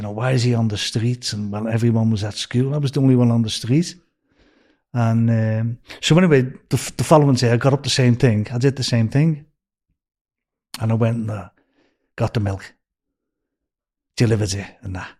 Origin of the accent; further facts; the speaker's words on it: Liverpool, North West England, United Kingdom; moved away as an adult; also born or lived in Beverly Hills; now in California, United States; I was born in Scotland Road